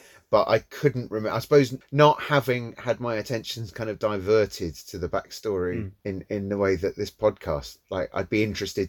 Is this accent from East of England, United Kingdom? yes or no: yes; St Albans, East of England, United Kingdom; moved away as an adult; now in Italy; my hometown of St Albans